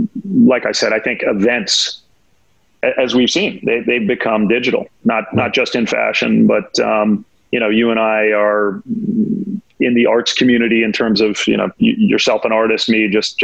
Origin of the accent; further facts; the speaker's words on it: New York, United States; And as a New Yorker, that's going to be tough. Right. I've been here a long time, you know, over 30 years